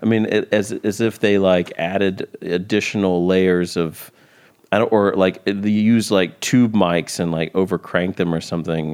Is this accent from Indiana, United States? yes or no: no; Columbia, South Carolina, United States; I'm from Columbia, South Carolina, which is just a couple hours into South Carolina from Georgia.